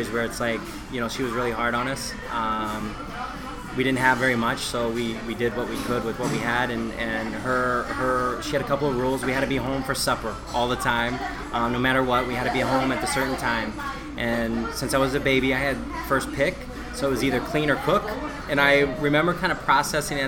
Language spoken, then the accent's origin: English; St. Louis, Missouri, United States; moved away as an adult; also born or lived in Chicago / Indiana / East Coast; I'm from St. Louis